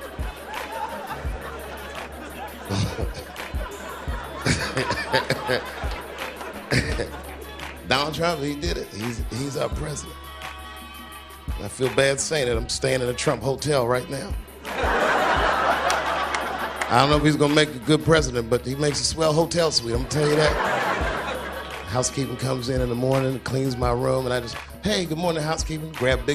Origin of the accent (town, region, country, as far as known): Washington, District of Columbia, United States; born or raised there; moved away